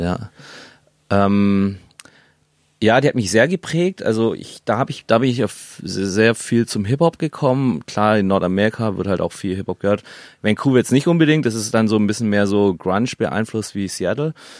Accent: Germany; also born or lived in Canada / Hamburg; now in Berlin, Germany; Ich bin ja in Deutschland aufgewachsen

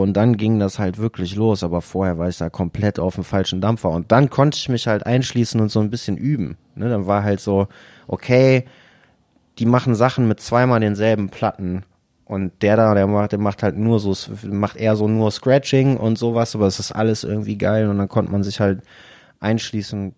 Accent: Haan, North Rhine-Westphalia, Germany; now in Düsseldorf, Germany; Ich bin nicht in Düsseldorf geboren, ich komme aber tatsächlich aus der Umgebung. Ich komme aus Hahn, da bin ich geboren

